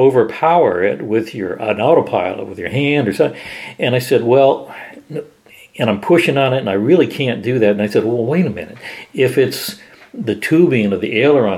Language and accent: English; Miami, Florida, United States; moved away as an adult; also born or lived in Wichita; I came from Miami